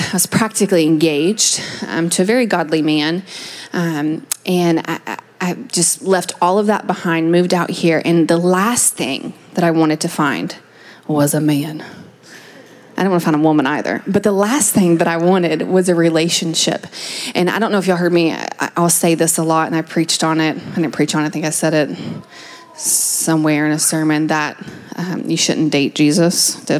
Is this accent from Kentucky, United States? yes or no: yes; Kentucky, United States; moved away as an adult; Yeah, so I moved out here from Kentucky 7 years ago to get my theology degree